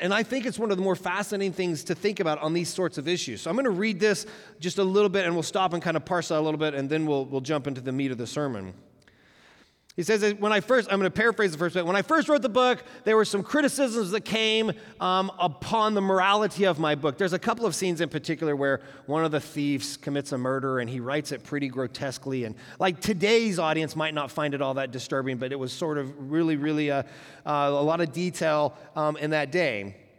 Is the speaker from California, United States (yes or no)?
no; Oklahoma, United States; moved away; also born or lived in Tulsa, Oklahoma; We're from Oklahoma originally